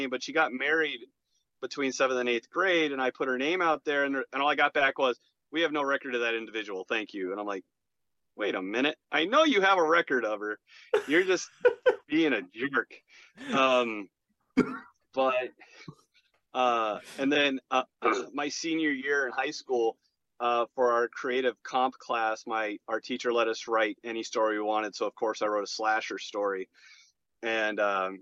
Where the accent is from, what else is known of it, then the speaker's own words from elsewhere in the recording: Gilbert, Arizona, United States; also born or lived in Chicago; I grew up in Gilbert, Arizona